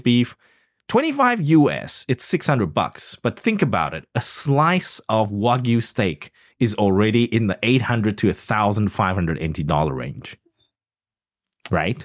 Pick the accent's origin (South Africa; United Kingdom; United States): South Africa; moved away; grew up in South Africa